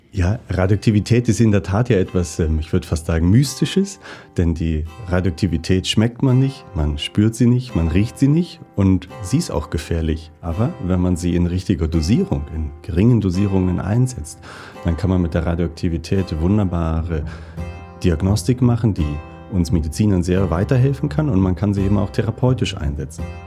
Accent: Northern Germany, Germany; moved away as an adult; also born or lived in Basel, Switzerland; now in St. Gallen, Switzerland; Ich bin in Norddeutschland aufgewachsen

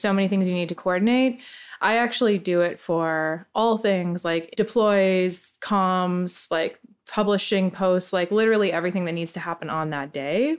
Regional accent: Canada; moved away; I'm Canadian

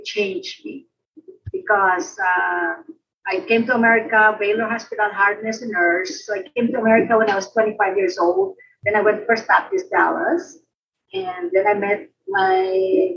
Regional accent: Philippines; now in United States; I grew up in the Philippines, grew up in a Christian home

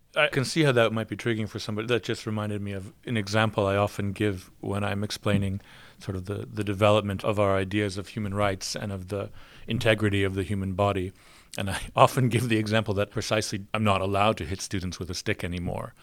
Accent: United States; moved away

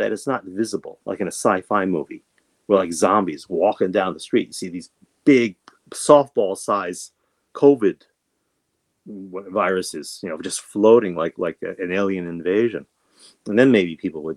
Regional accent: New York, United States; I grew up in New York

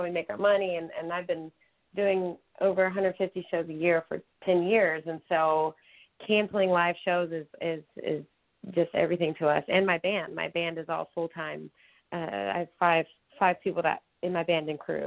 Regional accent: New Mexico, United States; I grew up in New Mexico

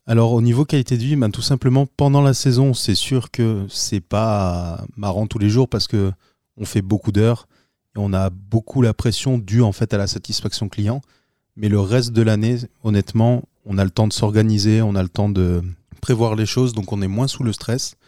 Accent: Arras, Hauts-de-France, France; now in Alès, France; je viens du Nord-Pas-de-Calais, donc je suis né là-bas, dans la commune d'Arras, et euh, depuis euh, les années 2000 je suis euh, dans le sud de la France, plus précisément dans le Gard, aux alentours d'Alès

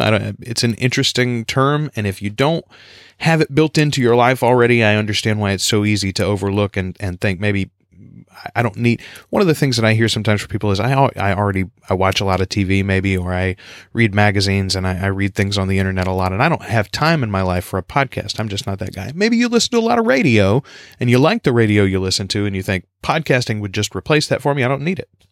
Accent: United States; accent: country

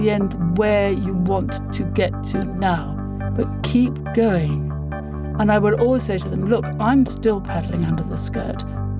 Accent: Dublin, Leinster, Ireland; I was born on International Women's Day in a hospital in Dublin called Hatch Street.

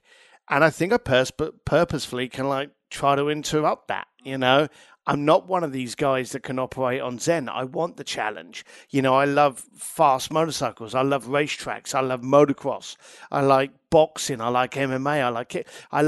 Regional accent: Ireland; now in London, United Kingdom; As an Irish lad in London, I was always questioning things.

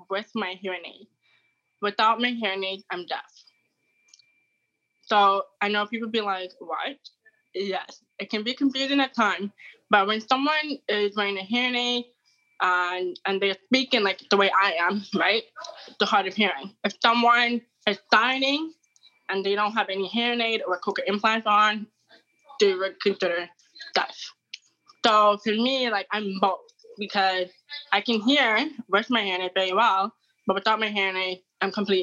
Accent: Toronto, Ontario, Canada; I'm from Canada, Toronto

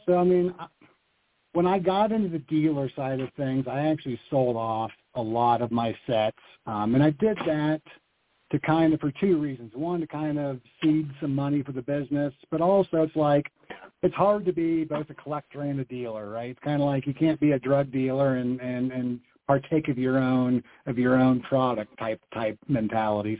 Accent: Iowa, United States; growing up in Iowa

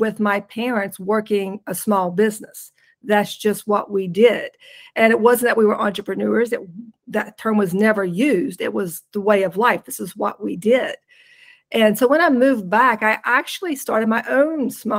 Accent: West Virginia, United States; moved away as an adult; also born or lived in Baltimore, DC area; I'm originally from West Virginia.

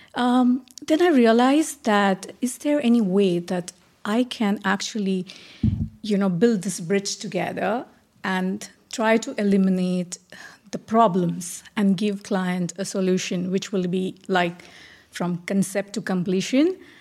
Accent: India; moved away as an adult; now in Dubai, United Arab Emirates; I'm originally from India, uh, having said that, staying out of India for now twenty years.

